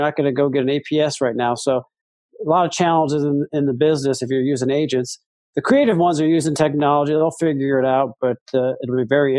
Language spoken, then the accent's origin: English; Iowa, United States; Great to be with you. Thank you. And Iowa kid, born and raised in Iowa